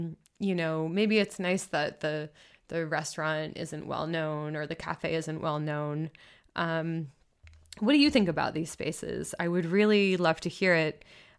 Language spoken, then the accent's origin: English; Massachusetts, United States; You know, I think of like Boston, where I'm from. I'm not from Boston. I'm from a town outside of Boston